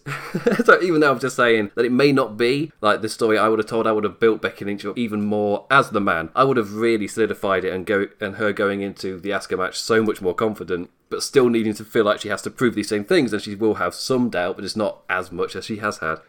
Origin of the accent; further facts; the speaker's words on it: England, United Kingdom; accent: English; you can tell by my accent, I'm English